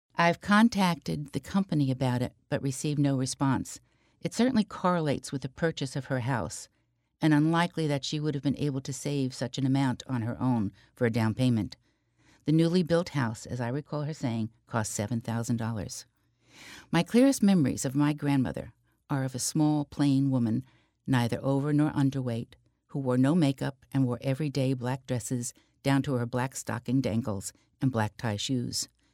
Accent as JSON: {"language": "English", "town": "Secaucus", "region": "New Jersey", "country": "United States", "tie": "born or raised there", "said": "Growing up in Secaucus, New Jersey, which was only a short bus ride through the Lincoln Tunnel from Manhattan"}